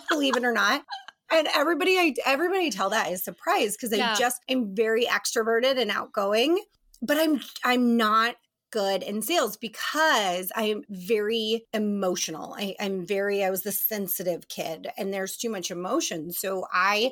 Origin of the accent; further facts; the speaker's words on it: Colorado Springs, Colorado, United States; moved away as an adult; also born or lived in East Coast; now in Barrington, United States; I grew up born on the East Coast, but I'm raised in Colorado Springs, Colorado